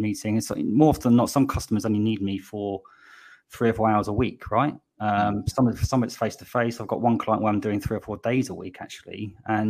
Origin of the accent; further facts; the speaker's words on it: Slough, South East England, United Kingdom; moved away as an adult; also born or lived in West London; now in Bristol, United Kingdom; I was born in Slough, but I say West London. I moved here 20 years ago